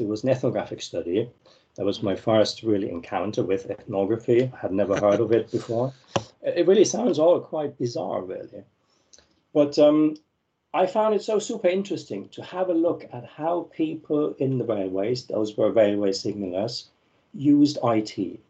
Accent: Germany; moved away as an adult; So I came from Germany and I moved to Italy, first to Rome, then to Siena.

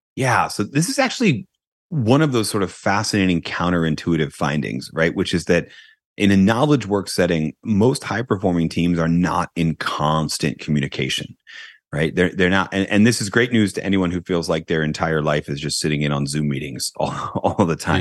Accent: United States; I'm an American

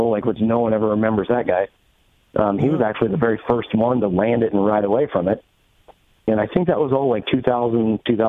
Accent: Gresham, Oregon, United States; Portland, basically, Portland. Just outside of Portland.

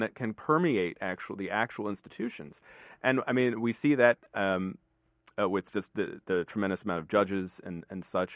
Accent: Fairfax County, Virginia, United States; also born or lived in New York City; I grew up in, um, Fairfax County, Virginia

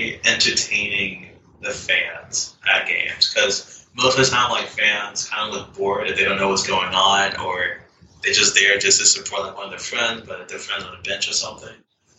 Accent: Durham, North Carolina, United States; the Durham Bulls, because that's my hometown, and I grew up watching that mascot since I was, like, 5, going to the Durham Bulls games.

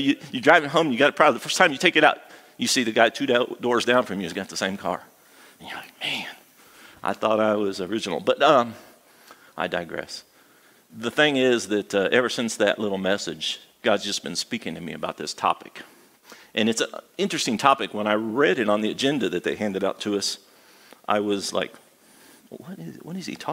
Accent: Midwest, United States; moved away as an adult; also born or lived in Arizona, United States; now in Galax, United States; I was raised in the Midwest, and then I spent half my adult life in Arizona

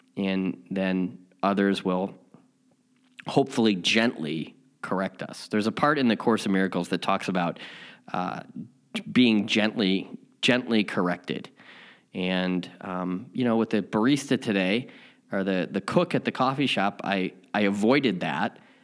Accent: Chicago, Illinois, United States; now in Southern California, United States; I'm from Chicago and I also live in Southern California

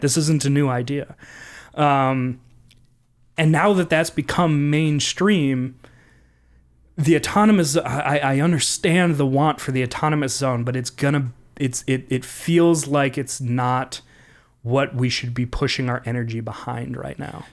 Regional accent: Minneapolis, Minnesota, United States; I come from Southside Minneapolis

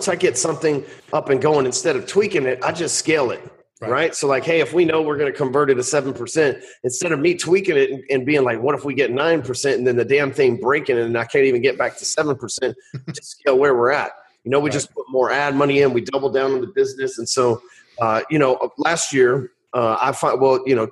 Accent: the South, United States; I'm from the South, man.

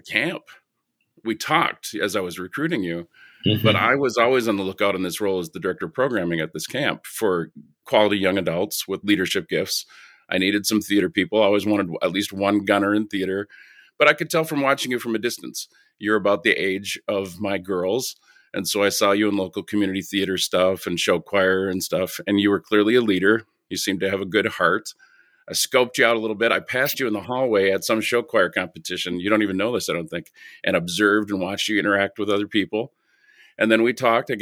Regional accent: Two Harbors, Minnesota, United States; moved away; also born or lived in Cedar Rapids, Iowa; I grew up in Two Harbors, Minnesota

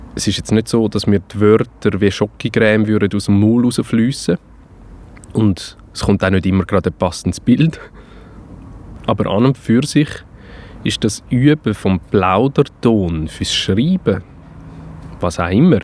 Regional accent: Winterthur, Zurich, Switzerland; also born or lived in Buchs; now in Suhr, Switzerland; ich bin kein Aargauer, ich bin in Winterthur aufgewachsen.

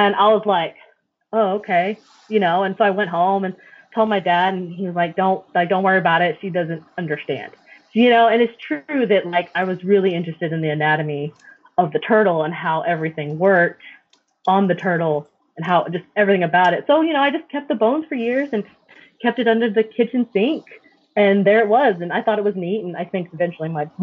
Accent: Arlington, Texas, United States; I'm from Arlington

